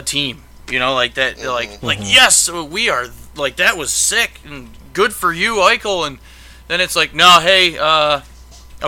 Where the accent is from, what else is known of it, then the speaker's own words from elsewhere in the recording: Buffalo, New York, United States; because I'm from Buffalo and I'm a Buffalo fan